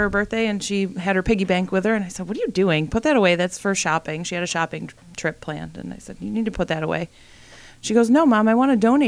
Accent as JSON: {"language": "English", "town": "Brockport", "region": "New York", "country": "United States", "tie": "born or raised there", "said": "I grew up out on the west side in Brockport, you know, pretty small town"}